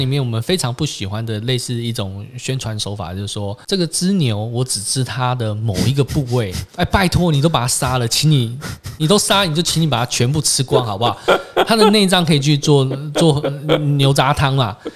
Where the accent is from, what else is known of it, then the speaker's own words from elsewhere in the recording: Taiwan; 我们台湾人